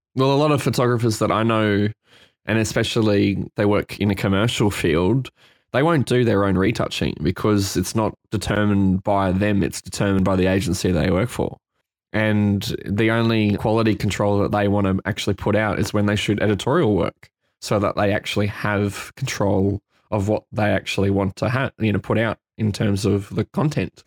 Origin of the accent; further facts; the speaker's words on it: Brisbane, Queensland, Australia; now in Sydney, Australia; I'm a photographer based here now in Sydney. I'm from Brisbane in Queensland, in Australia